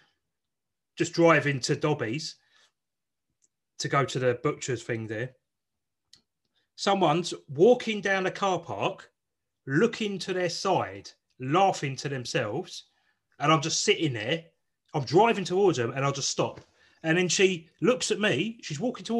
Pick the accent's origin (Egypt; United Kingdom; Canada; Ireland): United Kingdom; South East England; they decided to bring me up in the southeast of England